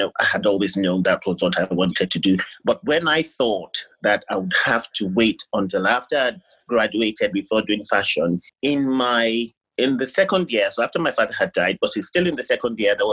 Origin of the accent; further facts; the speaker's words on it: Ibadan, Oyo, Nigeria; moved away as an adult; also born or lived in London; I was born and brought up in Ibadan in Nigeria